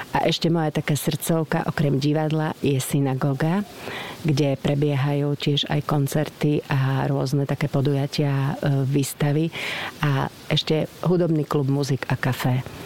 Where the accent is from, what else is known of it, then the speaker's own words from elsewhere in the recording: Košice, Košice Region, Slovakia; moved away as an adult; also born or lived in Nitra; som rodačka z Košíc a prišla som do Nitry 1. mája 1983.